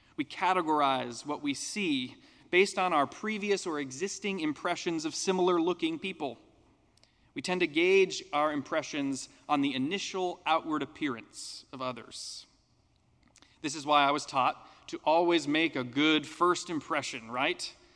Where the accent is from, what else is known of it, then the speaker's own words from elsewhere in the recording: United States; as an American